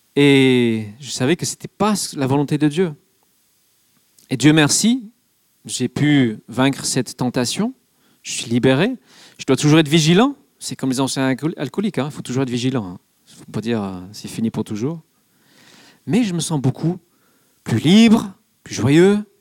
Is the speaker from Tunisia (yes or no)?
no; England, United Kingdom; now in France; je suis anglais